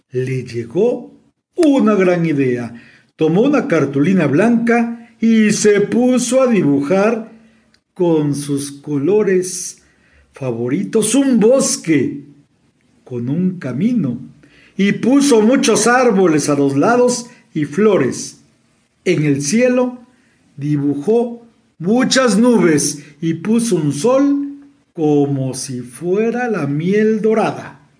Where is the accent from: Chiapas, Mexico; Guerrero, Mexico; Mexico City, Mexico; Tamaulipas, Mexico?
Mexico City, Mexico; de la Ciudad de México y les envío un cordial saludo.